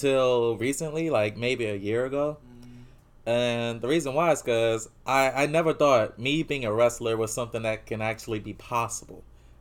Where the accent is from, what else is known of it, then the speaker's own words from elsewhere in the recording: New Orleans, Louisiana, United States; we're from New Orleans